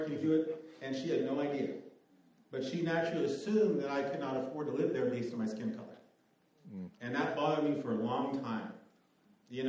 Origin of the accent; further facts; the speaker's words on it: Northern California, United States; moved away; I grew up in California, Northern California